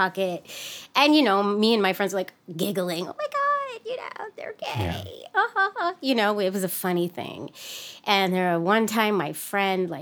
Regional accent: San Francisco, California, United States; grew up in the city of San Francisco in the 80s and 90s

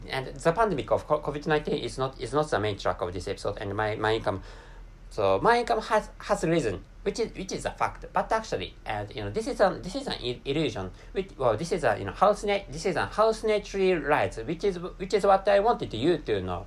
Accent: Japan; first language Japanese; English is a second language; my mother tongue is Japanese language, and I can't speak English natively

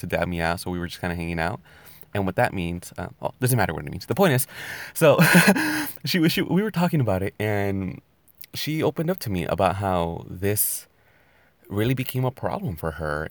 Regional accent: California, United States; I'm from California

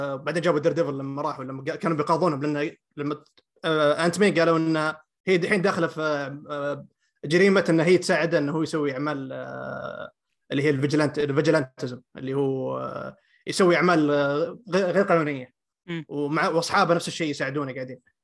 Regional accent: Saudi Arabia; عندنا في السعوديه

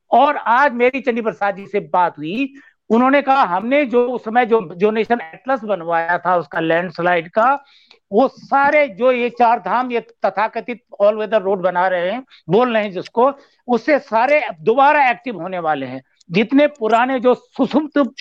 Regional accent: Chamoli, Uttarakhand, India; मैं चमोली का रहने वाला हूँ

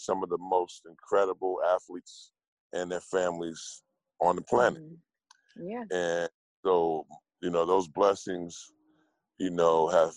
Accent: Newark, New Jersey, United States; moved away as an adult; now in Los Angeles, United States; I grew up in Newark, New Jersey, in the bricks

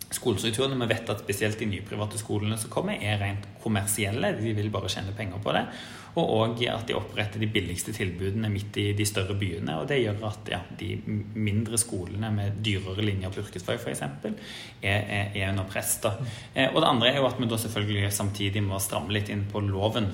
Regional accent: Stavanger, Rogaland, Norway; jeg er jo fra Rogaland og født og oppvokst i Stavanger

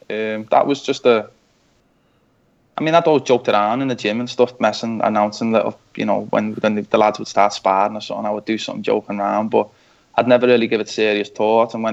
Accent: Canada; because we're both from Canada, you know.

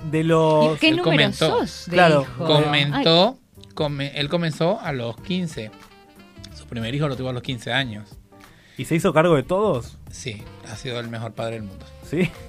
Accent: Maracay, Aragua, Venezuela; moved away as an adult; also born or lived in Uruguay; now in Argentina; en Maracay, Estado de Aragua, en Venezuela.

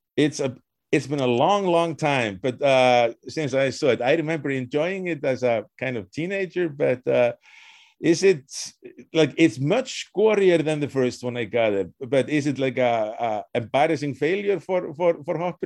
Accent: Reykjavik, Capital Region, Iceland; moved away; also born or lived in Wisconsin; I was born in Reykjavik

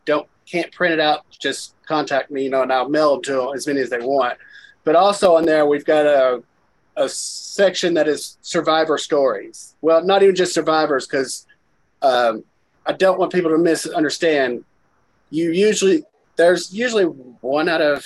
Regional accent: Kentucky, United States; here in my hometown

